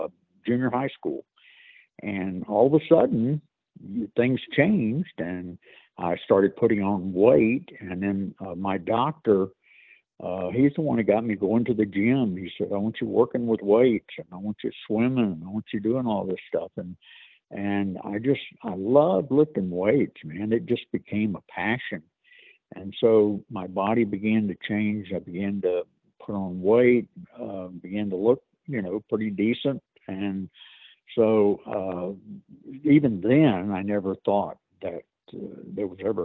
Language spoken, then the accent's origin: English; Central Florida, United States; I grew up in Central Florida